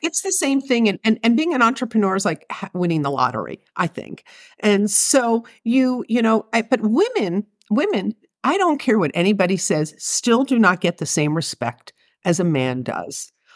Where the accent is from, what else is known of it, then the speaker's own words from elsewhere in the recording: Philadelphia, Pennsylvania, United States; I grew up in Philadelphia